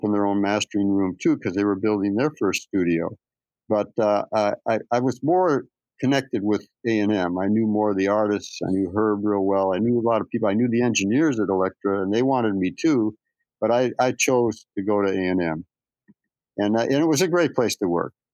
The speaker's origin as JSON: {"language": "English", "town": "Phoenix", "region": "Arizona", "country": "United States", "tie": "born or raised there", "said": "I was raised in Phoenix"}